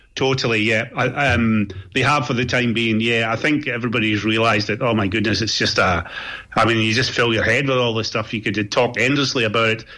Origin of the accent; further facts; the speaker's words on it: Scot, Scotland, United Kingdom; Speaking as a Scot